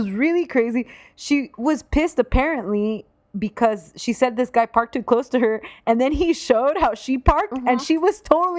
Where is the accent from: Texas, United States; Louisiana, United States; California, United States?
California, United States; Southern; I grew up in Southern California and it was really diverse. And you know, most people are pretty liberal where we're from.